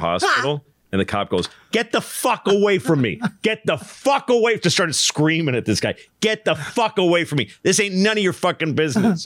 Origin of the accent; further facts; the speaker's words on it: Newton, Massachusetts, United States; I grew up in Newton